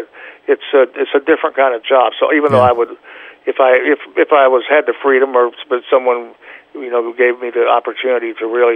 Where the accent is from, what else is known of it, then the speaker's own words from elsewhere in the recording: Oklahoma, United States; moved away; also born or lived in Boston / New York / California; I'm still, when I play drums, I'm still an Okie